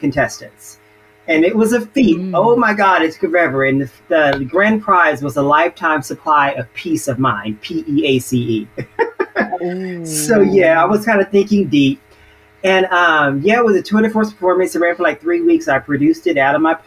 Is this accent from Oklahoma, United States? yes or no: no; Dallas, Texas, United States; moved away as an adult; also born or lived in Austin, Texas / New York; I went back home to Dallas. I'm from Dallas